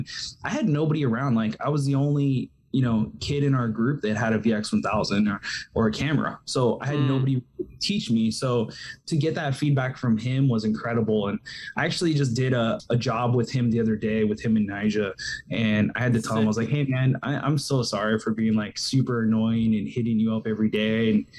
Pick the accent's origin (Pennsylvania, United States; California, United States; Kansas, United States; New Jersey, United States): California, United States; But you know, I didn't live in California at the time. Like this is, I was from California